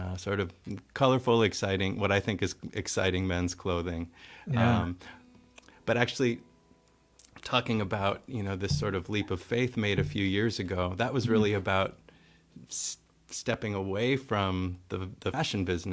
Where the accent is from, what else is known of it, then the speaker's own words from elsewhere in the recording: Wausau, Wisconsin, United States; now in Seattle, United States; I grew up in the Midwest in a town called Wausau, Wisconsin